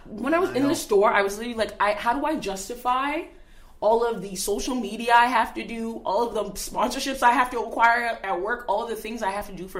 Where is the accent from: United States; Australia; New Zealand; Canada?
Canada; being Canadian